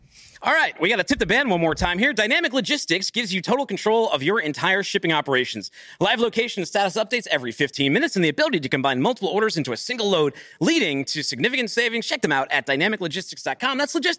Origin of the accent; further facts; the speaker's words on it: Boston, Massachusetts, United States; I'm a dude from Boston where, like, guns are illegal.